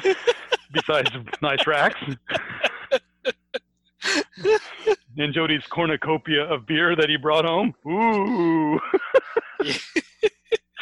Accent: Midwest, United States; as a teenager growing up in the Midwest

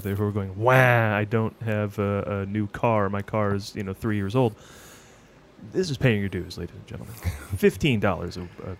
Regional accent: Oneonta, New York, United States; I grew up in Oneonta, New York, which is upstate in New York

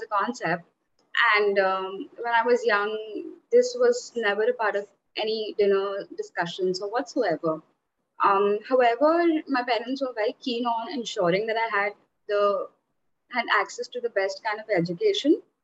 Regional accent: central India, India; I was born and raised in India currently, and like I have been living in India all my life

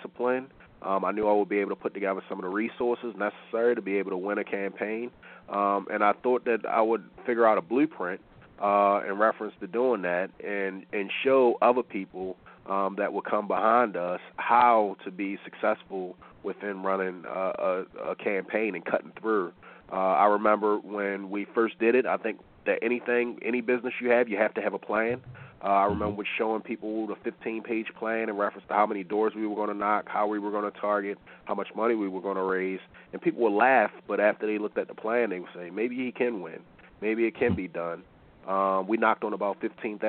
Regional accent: Baltimore, Maryland, United States; born and raised in the city of Baltimore

